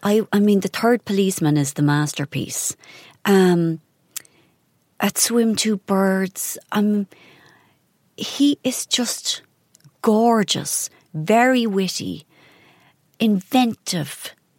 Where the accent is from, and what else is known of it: Ireland